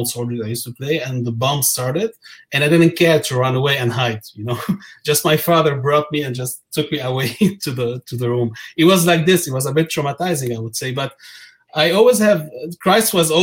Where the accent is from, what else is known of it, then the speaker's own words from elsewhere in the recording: Lebanon; moved away as an adult; also born or lived in Qatar; now in Montreal, Canada; I'm from Lebanon originally.